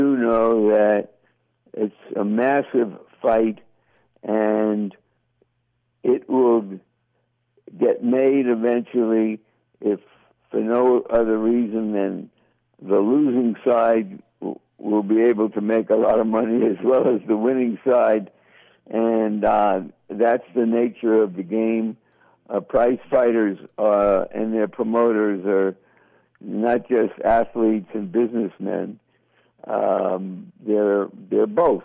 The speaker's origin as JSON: {"language": "English", "country": "United States", "tie": "born or raised there", "said": "brought up as an American"}